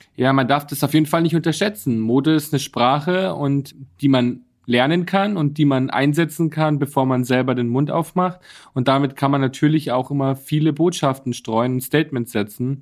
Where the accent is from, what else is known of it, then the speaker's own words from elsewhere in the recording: Bad Reichenhall, Bavaria, Germany; now in Berlin, Germany; Ich komme aus Bayern. Bad Reichenhall, ja, meine genau. wunderschöne Heimat.